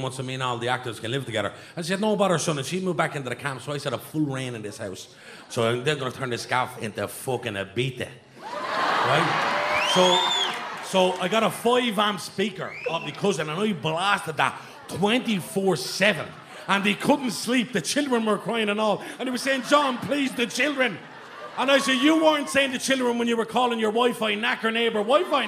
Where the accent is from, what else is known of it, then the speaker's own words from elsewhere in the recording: Dublin, Leinster, Ireland; I'm from Darndale